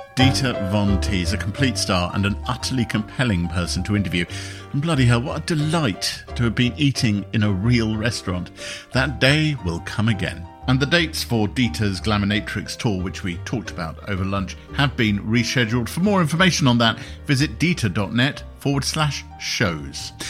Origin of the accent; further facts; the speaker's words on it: United Kingdom; I'm a British man